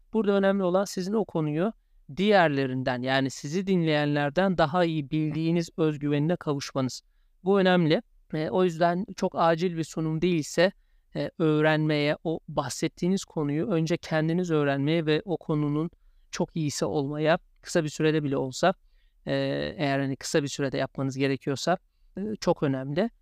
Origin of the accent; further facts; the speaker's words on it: Turkey; accent: Turkish; first language Turkish; moved away as an adult; also born or lived in Chicago, United States; now in London, United Kingdom; bizler Türkiye'liyiz, Türk'üz ve Türkiye aksanıyla konuşmaya da meyilliyiz